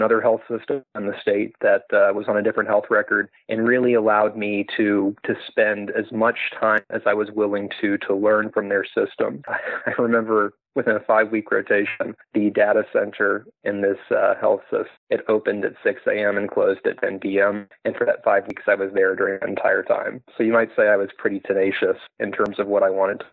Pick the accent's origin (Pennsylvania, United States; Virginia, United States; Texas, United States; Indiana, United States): Virginia, United States; Farmville; moved away as an adult; also born or lived in Richmond, Virginia / California / Washington, D.C.; now in Memphis, United States; So I grew up in Farmville, Virginia